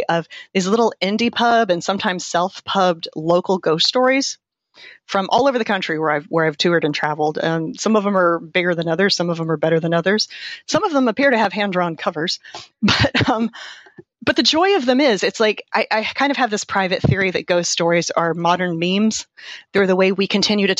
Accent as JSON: {"language": "English", "region": "Florida", "country": "United States", "also_born_or_lived": "Chattanooga, Tennessee / Seattle, Washington", "moved": "yes", "said": "I'm from Florida"}